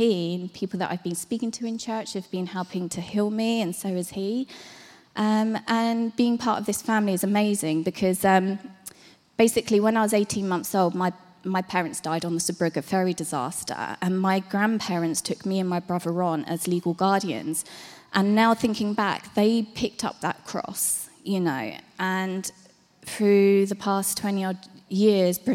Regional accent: Hastings, South East England, United Kingdom; moved away as an adult; I was brought up in Hastings.

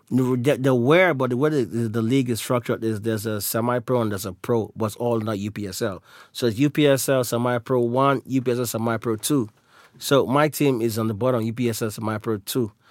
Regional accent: Nigeria; I'm Nigerian from nationality

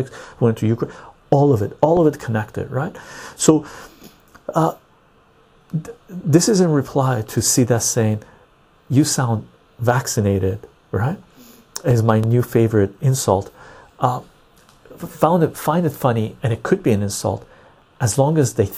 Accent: Iran; now in Canada; I'm Armenian from Iran

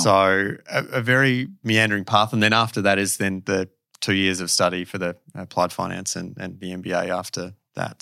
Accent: Perth, Western Australia, Australia; moved away as an adult; I am certainly Perth born and bred

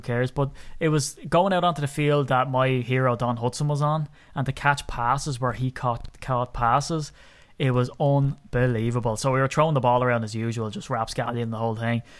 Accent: Ireland; I'm an Irishman, and I'm proud of my country

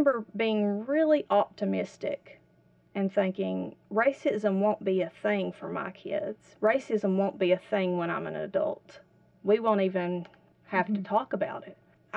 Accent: Whitesburg, Kentucky, United States; I grew up here in Whitesburg

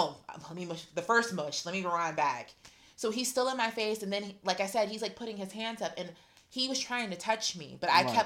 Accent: Rankin, Pennsylvania, United States; where I come from, like I'm from Rankin, Pennsylvania

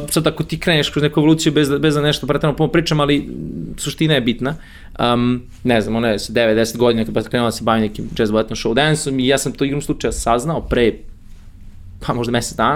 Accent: Novi Sad, Vojvodina, Serbia; moved away as an adult; also born or lived in United Kingdom; advokat iz Novog Sada, rođen i odrastao u Novom Sadu, osnovna srednja škola, fakultet takođe

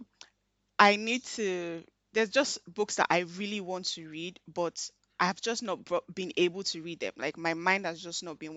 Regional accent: Nigeria; I'm Nigerian

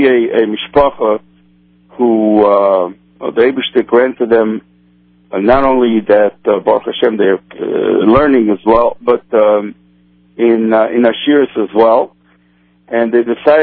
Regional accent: Brazil; first language Portuguese; English is a second language; now in Chicago, United States; I was born in South America, actually in Brazil. So besides my native tongue being Portuguese

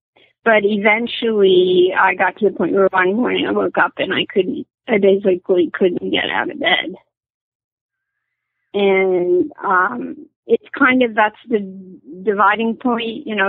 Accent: Milton, New Jersey, United States; moved away as an adult; now in Maine, United States; I was born in New Jersey. I'm near Sussex County, right on the border between Morris and Sussex County. It's a little town called Milton, New Jersey.

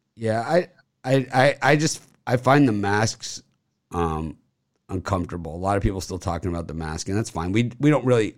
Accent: Miami, Florida, United States; I'm from Miami. I'm Miami guy

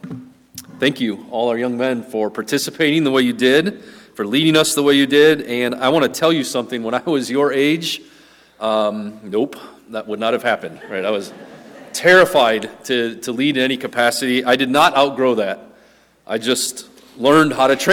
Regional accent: Wisconsin, United States; We grew up in Wisconsin

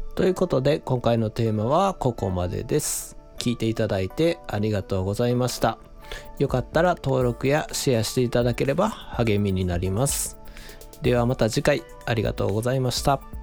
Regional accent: Shiga, Japan; now in Osaka, Japan; 僕もあの子供の頃は滋賀県に住んでて

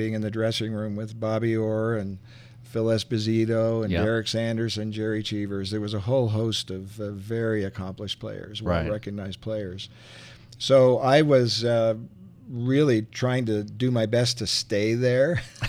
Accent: Montreal, Quebec, Canada; born there; Well, I was born in Montreal in the province of Quebec. And hockey was then a very big thing and still is, I believe.

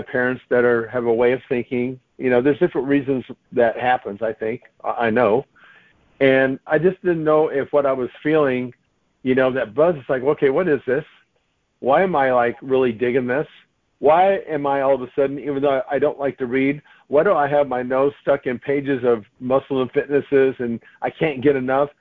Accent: United States; I'm an American

